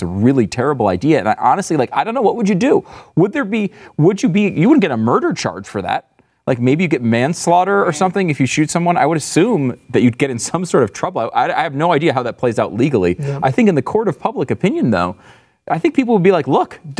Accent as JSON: {"language": "English", "region": "Northeast", "country": "United States", "tie": "born or raised there", "said": "I grew up in the Northeast"}